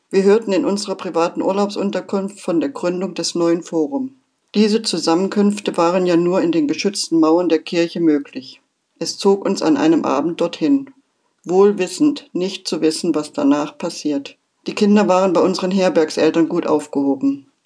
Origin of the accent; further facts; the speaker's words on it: Germany; Ich bin ein Kind der DDR und wurde da hinein geboren. So kannte ich nichts anderes. Also Pionier, FDJler, brav angepasst.